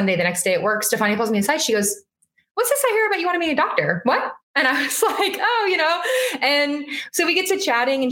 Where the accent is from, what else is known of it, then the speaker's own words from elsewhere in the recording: Las Vegas, Nevada, United States; moved away as an adult; now in Boston, United States; born and raised in Las Vegas